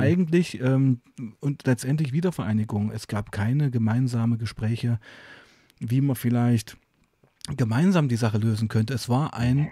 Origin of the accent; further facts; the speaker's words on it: East Germany, Germany; ich auch Ostdeutscher bin und eben auch die Wende sehr aktiv mitgemacht habe